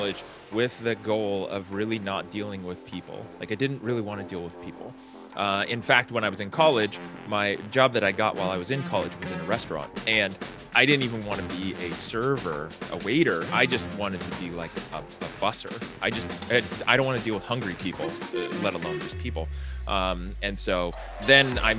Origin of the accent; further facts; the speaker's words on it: San Francisco Bay Area, California, United States; I grew up in California in the San Francisco Bay Area